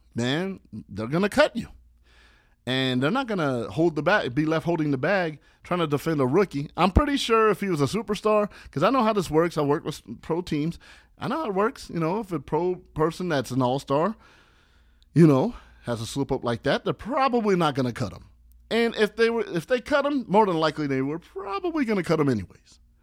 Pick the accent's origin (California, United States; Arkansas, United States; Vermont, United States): California, United States; Los Angeles; I'm that tourist that'll represent my hometown in a different city